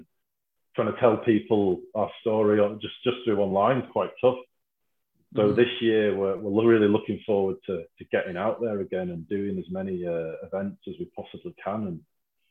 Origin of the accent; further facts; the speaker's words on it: Scotland, United Kingdom; And we're from Scotland, so we're based in Lonehead, and there's four of us.